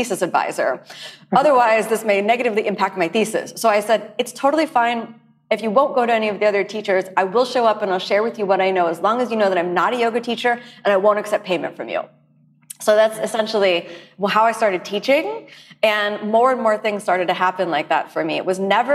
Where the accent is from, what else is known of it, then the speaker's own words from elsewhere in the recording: United States; I'm from the United States